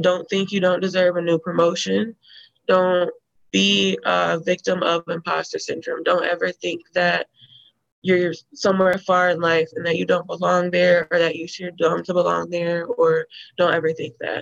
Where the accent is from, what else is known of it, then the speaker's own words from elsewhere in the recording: Rockford, Illinois, United States; I grew up in Rockford, Illinois, in a black neighborhood on the west, kind of northwest side